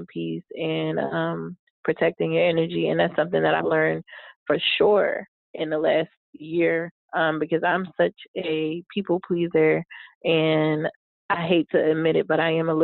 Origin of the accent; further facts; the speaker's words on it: Philadelphia, Pennsylvania, United States; moved away; in Philly. It was, you know, back in my hometown